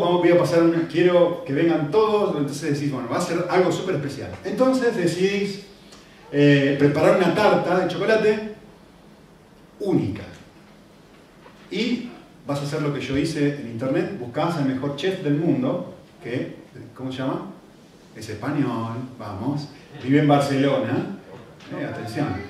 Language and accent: Spanish; Argentina; yo que soy argentino